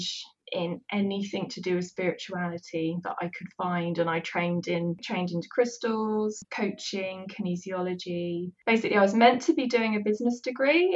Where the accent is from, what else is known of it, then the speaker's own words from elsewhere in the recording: West Country, just outside of Bath, South West England, United Kingdom; I'm also from the West Country. I lived just outside of Bath